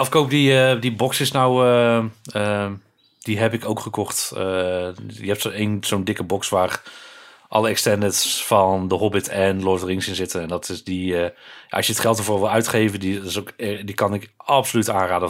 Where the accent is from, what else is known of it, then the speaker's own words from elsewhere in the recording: Breda, North Brabant, Netherlands; ik ben opgegroeid in Breda, natuurlijk een, een grotere stad